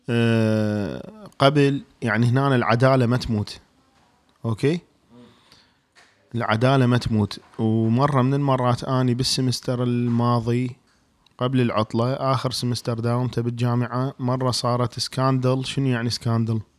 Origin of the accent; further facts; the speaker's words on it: Iraq; واحنا حنطلع بالشارع تقول يقول لك انت شنو تقول له انا عراقي